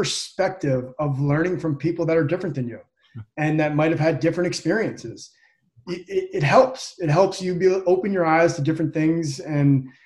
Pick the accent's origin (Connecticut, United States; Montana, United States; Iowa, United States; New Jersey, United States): New Jersey, United States; Holmdel; moved away; I grew up in Central Jersey, a little small town called Homedale, New Jersey